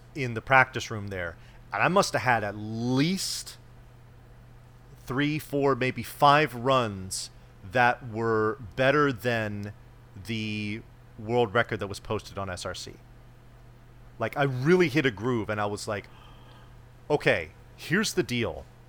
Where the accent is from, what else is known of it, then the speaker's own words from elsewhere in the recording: California, United States; I have never lived outside of the state of California